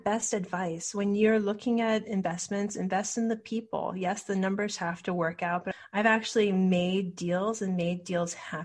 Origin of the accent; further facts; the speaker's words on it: Hawaii, United States; moved away; I'm originally from Hawaii